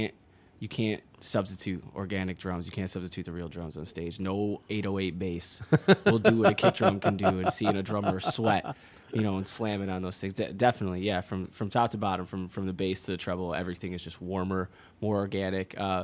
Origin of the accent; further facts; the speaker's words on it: Chicago, Illinois, United States; I grew up in the southwest side near like the Beverly area.